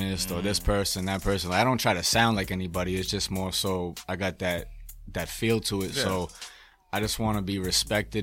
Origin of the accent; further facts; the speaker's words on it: Brockton, Massachusetts, United States; now in New Bedford, United States; I'm from the Holbrook Brockton area